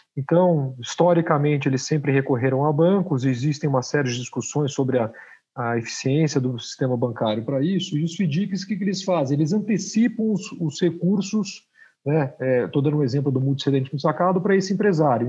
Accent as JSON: {"language": "Portuguese", "country": "Brazil", "said": "como brasileiros aqui, que a gente já passou todo tipo de crise"}